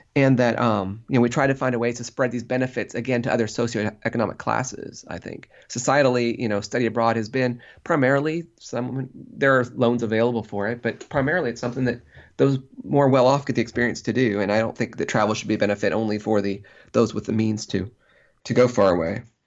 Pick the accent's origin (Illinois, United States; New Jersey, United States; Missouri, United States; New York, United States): Illinois, United States; Central; people I grew up with in Central Illinois